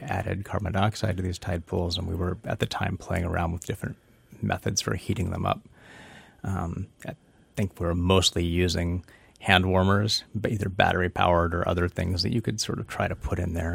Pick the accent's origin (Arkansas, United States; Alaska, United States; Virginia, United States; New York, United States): Alaska, United States; Petersburg; moved away as an adult; now in Southern California, United States; I grew up in Petersburg, living on, playing in and on and around the water for, you know, the first eighteen plus years of my life